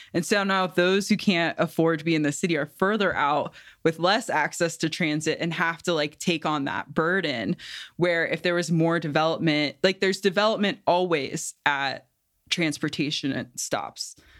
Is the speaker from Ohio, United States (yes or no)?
yes; Cincinnati, Ohio, United States; also born or lived in Bay Area; now in New Mexico, United States; I'm from Cincinnati originally